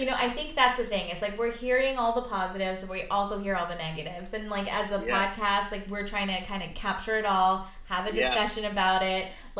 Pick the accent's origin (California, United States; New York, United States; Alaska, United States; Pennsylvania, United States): California, United States; Rancho Palos Verdes; also born or lived in Long Beach, United States; technically I was born in the Long Beach Hospital, and my family home where I grew up is technically our Rancho Palos Verdes. So it used to be San Pedro.